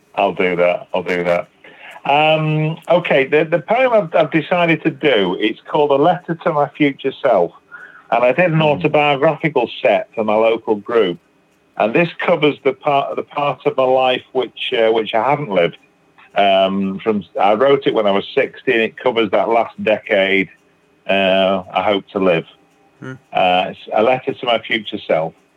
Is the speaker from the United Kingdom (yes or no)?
yes; Manchester, North West England, United Kingdom; now in Batley, United Kingdom; I'm originally from Manchester in England